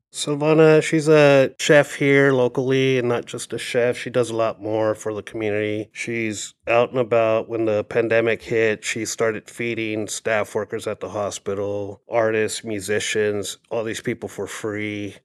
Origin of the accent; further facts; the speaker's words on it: Phoenix, Arizona, United States; I grew up in South Phoenix along Sixteenth Street and Broadway.